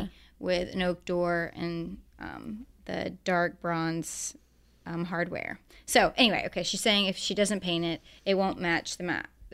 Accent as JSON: {"language": "English", "town": "Augusta", "region": "Georgia", "country": "United States", "moved": "yes", "lives_now": "Atlanta, United States", "said": "I'm from Augusta, Georgia."}